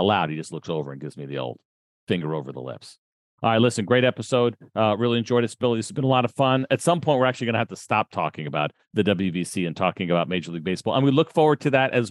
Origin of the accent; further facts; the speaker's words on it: United States; I'm American